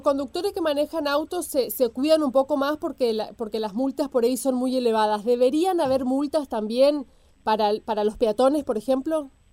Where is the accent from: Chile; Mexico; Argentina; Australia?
Argentina; somos los argentinos